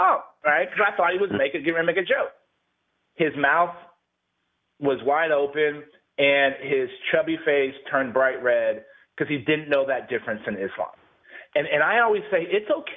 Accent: San Antonio, Texas, United States; born and raised in San Antonio, Texas. I live in San Antonio now

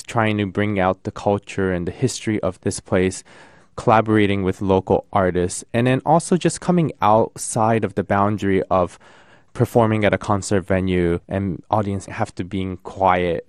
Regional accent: Tokyo, Japan; now in United States; I come from Tokyo. I was born and raised in Tokyo

